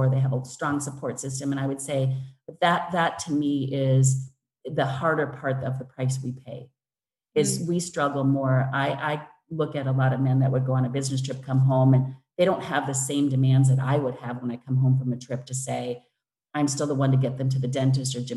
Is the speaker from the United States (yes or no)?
yes; Wisconsin, United States; moved away as an adult; now in London, United Kingdom; I grew up in Wisconsin